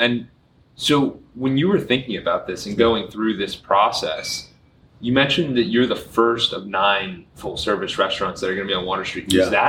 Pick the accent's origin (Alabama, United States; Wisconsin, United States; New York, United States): New York, United States; moved away; I grew up in New York